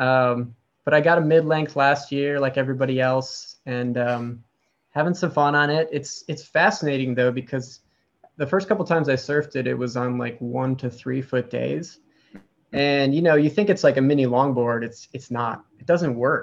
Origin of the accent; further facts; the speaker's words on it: Wisconsin, United States; now in San Diego, United States; So I live in San Diego, but I grew up in Wisconsin.